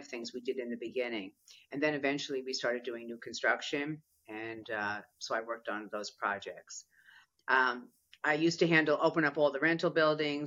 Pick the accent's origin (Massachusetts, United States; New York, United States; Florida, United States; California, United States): New York, United States; New York City; moved away as an adult; also born or lived in San Francisco / Marin County; because I was from New York